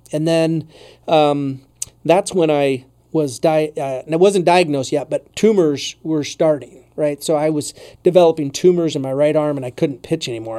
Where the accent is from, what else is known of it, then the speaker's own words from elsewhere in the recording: Strawberry Point, Iowa, United States; also born or lived in Colorado / Des Moines; I grew up in Strawberry Point